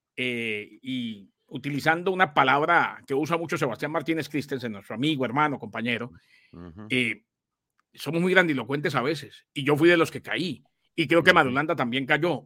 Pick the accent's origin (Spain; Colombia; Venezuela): Colombia; yo como colombiano